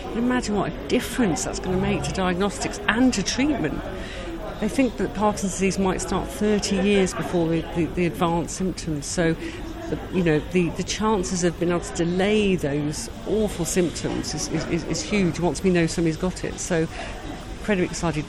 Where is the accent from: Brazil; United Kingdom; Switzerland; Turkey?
United Kingdom; We're British.